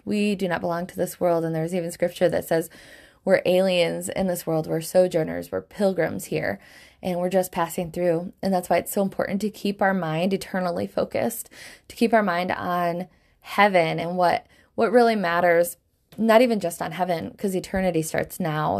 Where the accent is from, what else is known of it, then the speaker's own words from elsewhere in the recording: Michigan, United States; Michigan, where I live, my home state in the United States